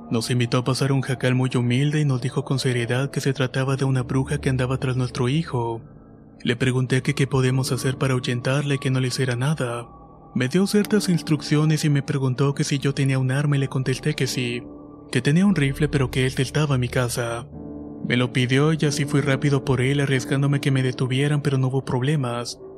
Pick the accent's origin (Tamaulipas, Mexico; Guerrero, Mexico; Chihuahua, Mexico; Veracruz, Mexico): Tamaulipas, Mexico; Altamira; Soy de Altamira, Tamaulipas y todo comienza dos meses antes de que mi esposa diera luz a mi primer hijo.